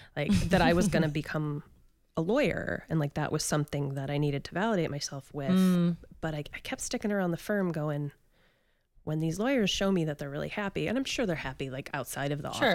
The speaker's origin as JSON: {"language": "English", "area": "Detroit area", "region": "Michigan", "country": "United States", "tie": "born or raised there", "said": "I grew up in Detroit, but then I moved about 30 miles outside of it"}